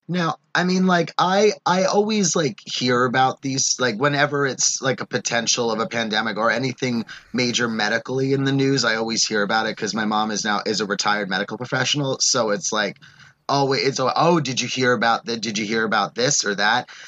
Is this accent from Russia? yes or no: no; New York City, New York, United States; moved away; I was visiting home in New York